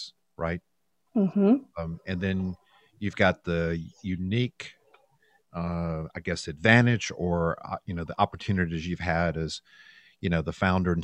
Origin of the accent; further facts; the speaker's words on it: the American South, United States; As a Southerner